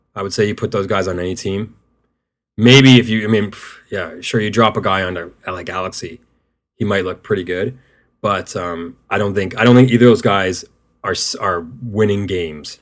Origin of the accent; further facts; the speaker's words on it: Canada; as a Canadian